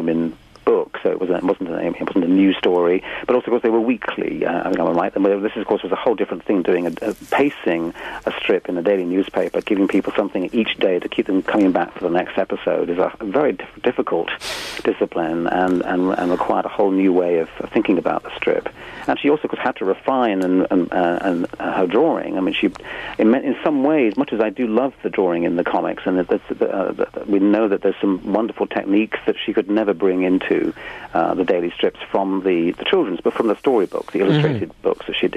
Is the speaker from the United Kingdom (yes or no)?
yes; United Kingdom; as a British person speaking here